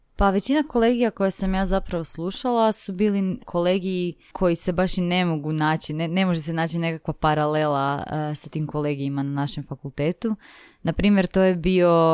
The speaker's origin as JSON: {"language": "Croatian", "town": "Zagreb", "region": "City of Zagreb", "country": "Croatia", "said": "ja sam iz Zagreba, tako da sam živjela u biti tu sa svojima"}